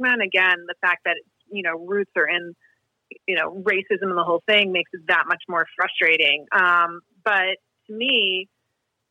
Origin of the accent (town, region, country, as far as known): Marblehead, Massachusetts, United States; born or raised there